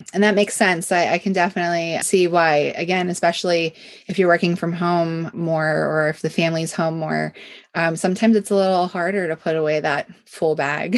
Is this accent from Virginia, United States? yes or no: no; Pennsylvania, United States; being born and raised in Pennsylvania